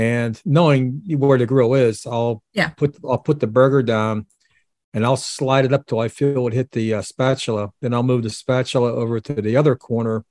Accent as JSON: {"language": "English", "town": "Pittsburgh", "region": "Pennsylvania", "country": "United States"}